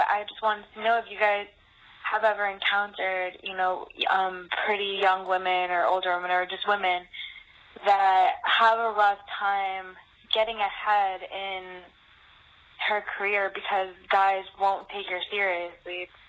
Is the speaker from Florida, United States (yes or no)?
yes; Tampa, Florida, United States; I'm from Tampa, Florida.